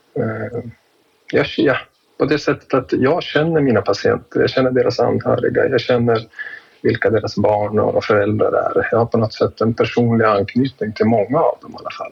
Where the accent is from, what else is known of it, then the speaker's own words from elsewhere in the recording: Jämtland, Sweden; jag är född och uppväxt i Jämtland och härstammar ifrån bygden där jag arbetar